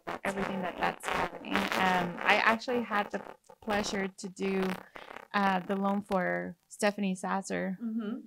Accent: Mexico; English is a second language; now in Corpus Christi, United States; I have an accent. I'm from Mexico

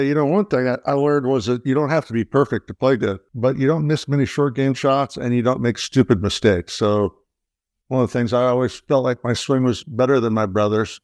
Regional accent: Midwest, United States; growing up in the Midwest where the lives were quite simple and easy

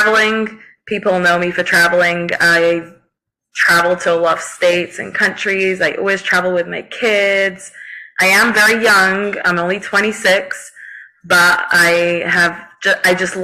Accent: United Kingdom; I'm British, so we say Dobby.

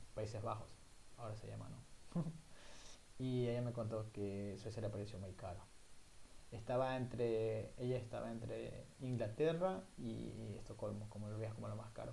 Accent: El Guabo, El Oro, Ecuador; moved away as an adult; also born or lived in Machala, Ecuador; now in Sweden; vengo de El Guabo, que El Guabo es una ciudad muy pequeña en la provincia del Oro, en el sur de Ecuador. Obviamente yo nací en Machala

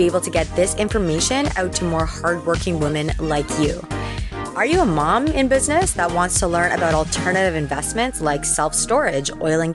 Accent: Toronto, Ontario, Canada; I'm from Toronto, Canada

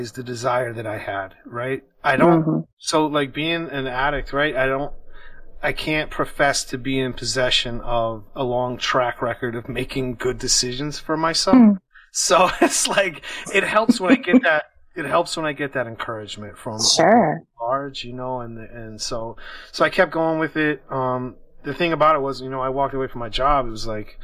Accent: Washington, District of Columbia, United States; I am from Washington, D.C.

